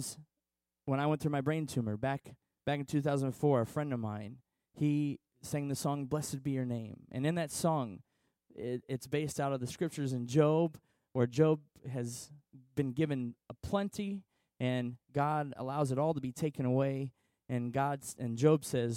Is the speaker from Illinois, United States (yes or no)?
yes; Washington, Illinois, United States; I'm a local boy. I grew up in Washington.